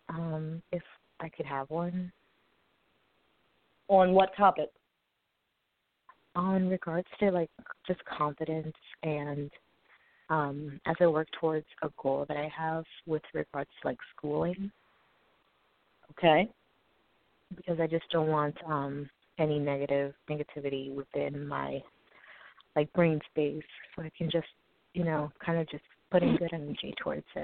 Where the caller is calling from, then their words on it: New York, United States; I'm from New York.